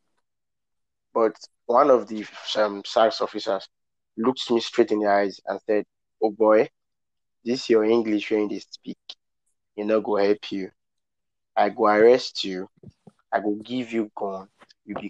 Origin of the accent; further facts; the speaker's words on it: Benin City, Edo, Nigeria; I was born in Benin City and I grew up in Benin City